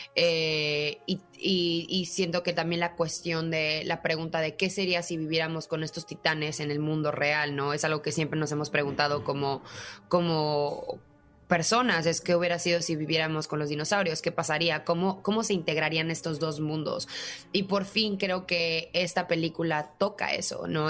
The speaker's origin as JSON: {"language": "Spanish", "country": "Mexico", "said": "como mexicana"}